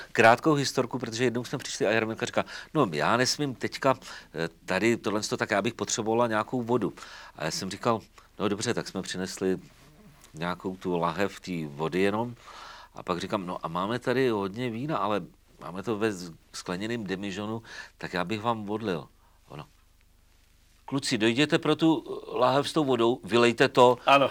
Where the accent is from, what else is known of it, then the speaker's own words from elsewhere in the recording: Třeboň, South Bohemian Region, Czechia; also born or lived in Zlín / Vizovice; vrátil jsem se domů do Třeboně